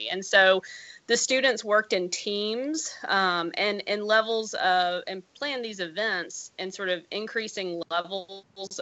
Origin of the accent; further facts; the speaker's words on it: Mississippi, United States; moved away as an adult; now in Iowa, United States; I grew up in Mississippi